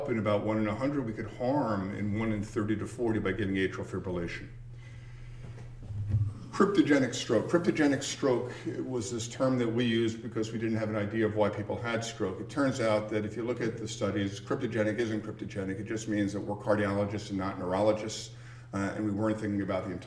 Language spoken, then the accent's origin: English; New York City, New York, United States; I grew up in Queens, New York, went to school in Northern Manhattan